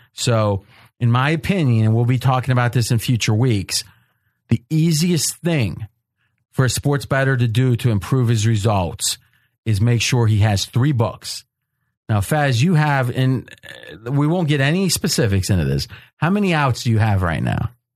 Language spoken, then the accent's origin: English; Ohio, United States; I grew up and was in Ohio